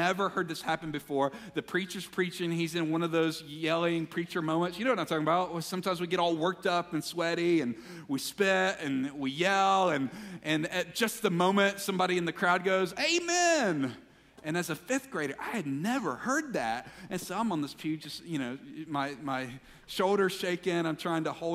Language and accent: English; Mississippi, United States; Growing up in Mississippi